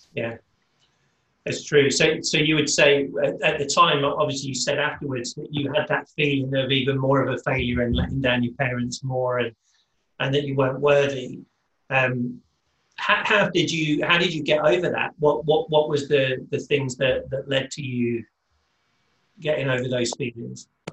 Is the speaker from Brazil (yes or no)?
no; United Kingdom; I'm British